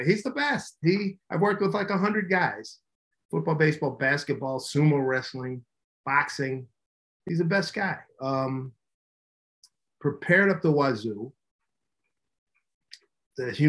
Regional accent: Philadelphia, Pennsylvania, United States; moved away; also born or lived in Manhattan, New York / Seattle; born and raised in Philly. Come on, we grew up in Philly

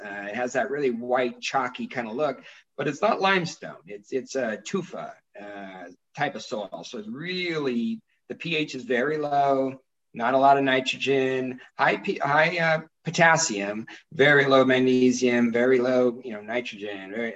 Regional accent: San Joaquin Valley, California, United States; also born or lived in Visalia; now in Napa, United States; growing up in the San Joaquin Valley, right pretty much all your friends are farmers

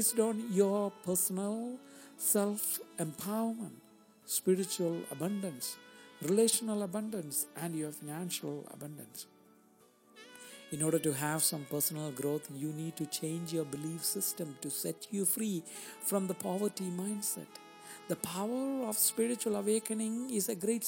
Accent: India; moved away; When I grew up in India

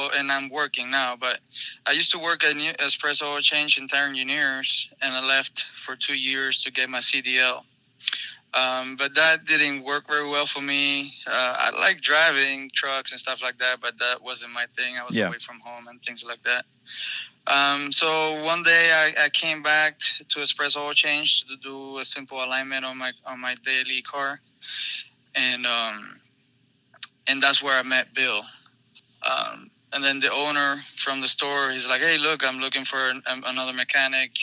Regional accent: Cuba; now in United States; I'm from Cuba, even though that doesn't matter, but I'm proud of being Cuban. I've been in the United States for 15 years

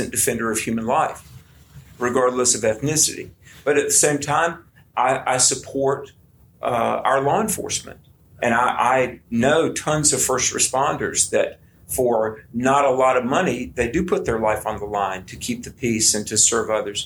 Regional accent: United States; as an American

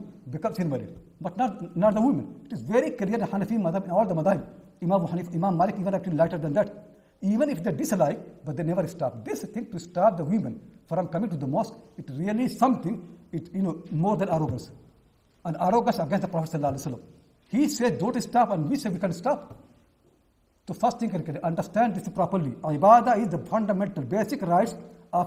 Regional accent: India; now in United Kingdom; I'm from India

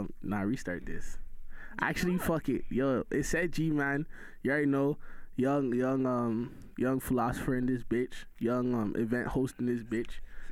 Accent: Brampton, Ontario, Canada; I'm from Brampton. I'm not even gonna lie to you right now. Like, I'm a Brampton man

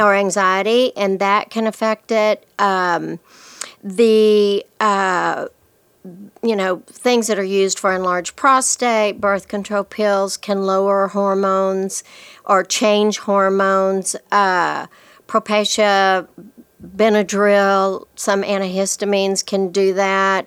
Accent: Lubbock, Texas, United States; I'm from Lubbock

